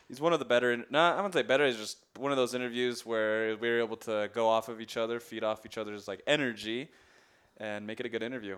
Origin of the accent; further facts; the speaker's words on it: Maryland, United States; moved away; growing up in Maryland